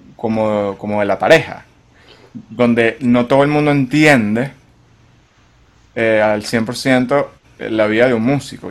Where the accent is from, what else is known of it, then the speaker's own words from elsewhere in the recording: Venezuela; moved away; poder estar en mi país eh, haciendo lo que yo quisiera hacer, más allá de, o sea, o, tener a Venezuela como el país base